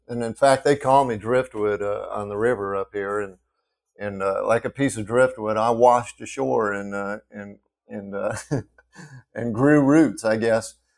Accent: Front Range of the Colorado Rockies, United States; now in Clarksdale, United States; I grew up on the Front Range of, of the, of, uh, the Rockies

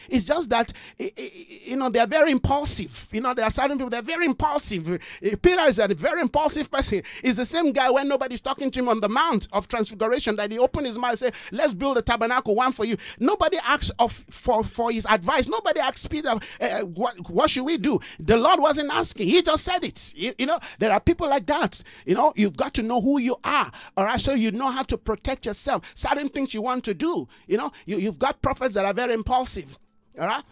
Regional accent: Nigeria; moved away; I'm a Nigerian.

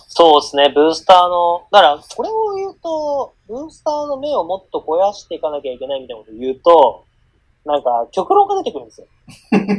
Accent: Hokkaido, Japan; 僕は北海道出身なんでレバンガを押してますけ

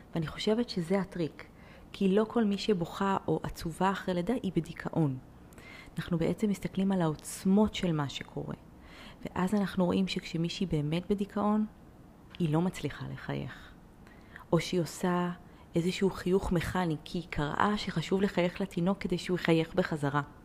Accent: Haifa, Haifa District, Israel; אני ככה חיפאית

